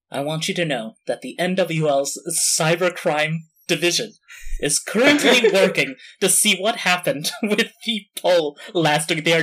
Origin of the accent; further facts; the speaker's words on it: East of England, United Kingdom; while I am very unfamiliar with the American dream, you know, born and raised in Essex.